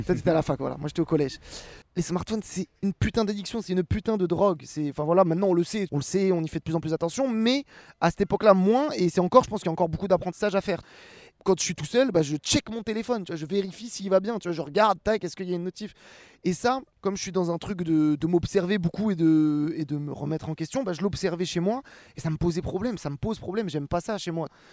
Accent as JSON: {"language": "French", "town": "Rouen", "region": "Normandy", "country": "France", "tie": "born or raised there", "moved": "as an adult", "lives_now": "Paris, France", "said": "j'ai grandi à Rouen"}